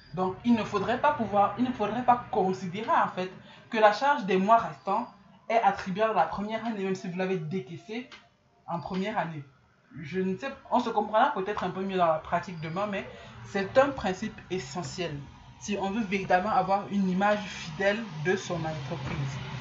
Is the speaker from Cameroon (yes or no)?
yes; Cameroon; chez nous au Cameroun